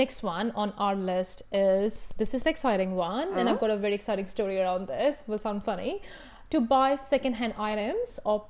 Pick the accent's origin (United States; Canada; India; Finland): India; moved away as an adult; now in New Zealand; I grew up in India, right?